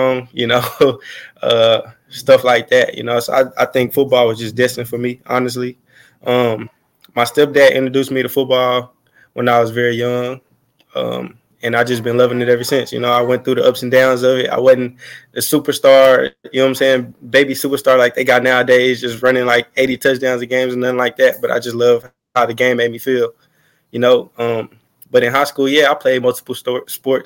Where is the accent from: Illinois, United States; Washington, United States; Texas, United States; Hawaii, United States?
Texas, United States; Fort Worth; moved away as an adult; also born or lived in Arlington, Texas; now in Tampa, United States; I played Arlington High Schools in high school, but I'm from Fort Worth, Texas.